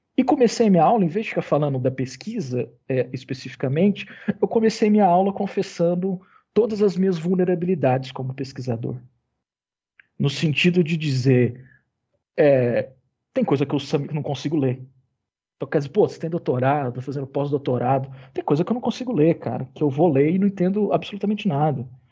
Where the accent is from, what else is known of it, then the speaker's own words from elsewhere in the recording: Uberaba, Minas Gerais, Brazil; lá em Uberaba, de onde eu sou